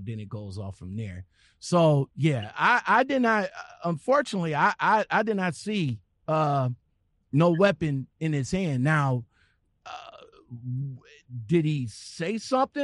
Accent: Cleveland, Ohio, United States; this is from my hometown.

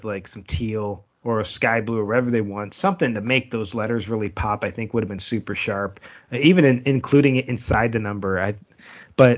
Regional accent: Buffalo, New York, United States; I'm from Buffalo

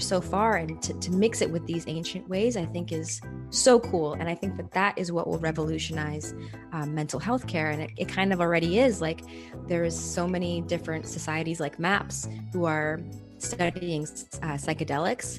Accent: Canada; the place that I was born in Canada

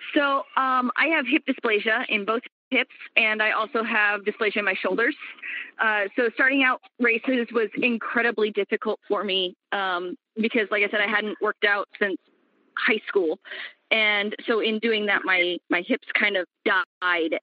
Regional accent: Kansas City, Missouri, United States; moved away; also born or lived in Sacramento, California; I grew up in Kansas City, Missouri

